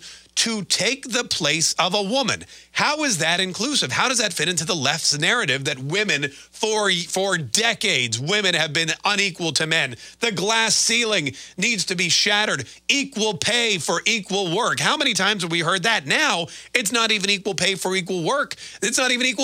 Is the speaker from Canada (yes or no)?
yes; Canada; moved away; people always call me a self-hating Canadian because I was born in Canada